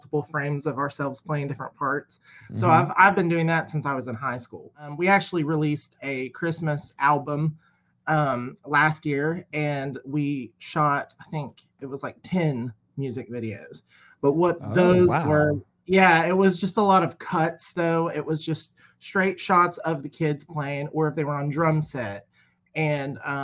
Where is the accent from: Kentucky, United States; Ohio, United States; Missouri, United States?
Kentucky, United States; Ashland; also born or lived in Morehead, Kentucky; I'm from Ashland, Kentucky. That's where my studio is.